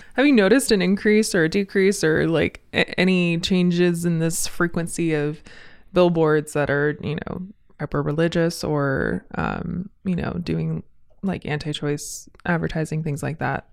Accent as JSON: {"language": "English", "region": "Southern California", "country": "United States", "moved": "yes", "lives_now": "Spokane, United States", "said": "I'm from Southern California, so I'm pretty used to wildfire seasons and bad air, but I'm also from the desert"}